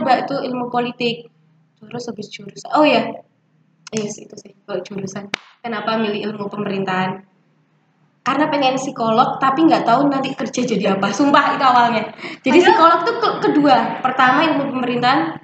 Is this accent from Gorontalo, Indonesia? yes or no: no; Malang, East Java, Indonesia; kita orang Malang